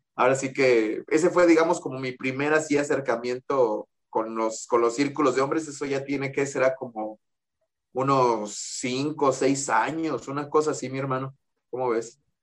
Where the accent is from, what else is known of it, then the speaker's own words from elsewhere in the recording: Mexico; soy aquí de México